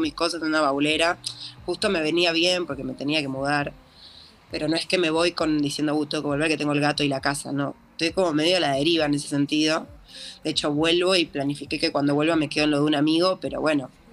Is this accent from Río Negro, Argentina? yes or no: no; Buenos Aires, Argentina; yo soy porteña, nací acá, como toda la vida viví acá